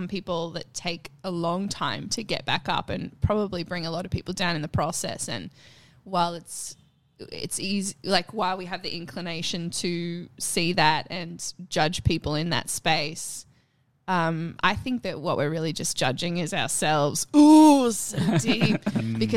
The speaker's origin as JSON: {"language": "English", "town": "Nagambie", "region": "Victoria", "country": "Australia", "moved": "yes", "said": "I am from Victoria."}